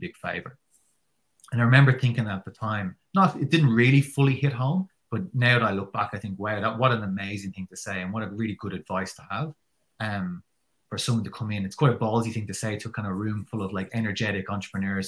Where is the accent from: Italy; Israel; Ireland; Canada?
Ireland; as an Irish person who probably doesn't really come from that kind of culture